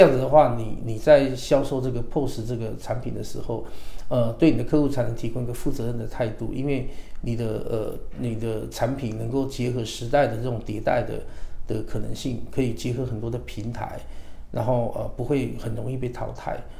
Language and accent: Chinese; Taiwan; moved away as an adult; also born or lived in China; 本身我是台湾人嘛，自然我希望在台湾能够有一定的发展的基础